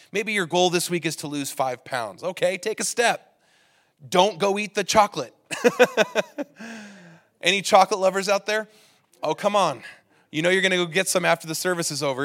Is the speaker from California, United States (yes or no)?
yes; California, United States; now in Utah, United States; I come from California, and in California, everybody drives really offensively